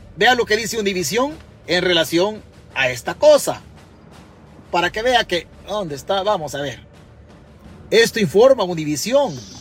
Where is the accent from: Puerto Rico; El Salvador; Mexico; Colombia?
El Salvador; Chalatenango; now in New York, United States; Yo soy de Chalatenango